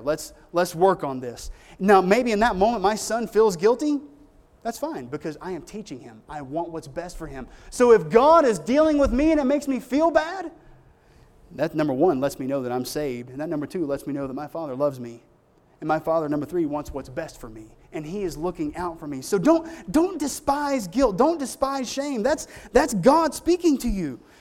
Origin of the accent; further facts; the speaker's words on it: United States; I'm an American. That's my country